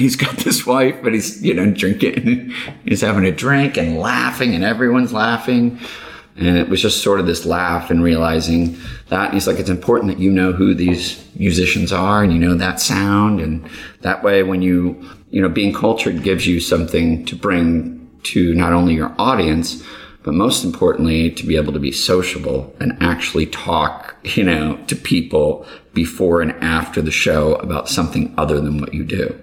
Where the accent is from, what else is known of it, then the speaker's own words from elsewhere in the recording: St. Louis, Missouri, United States; growing up in St. Louis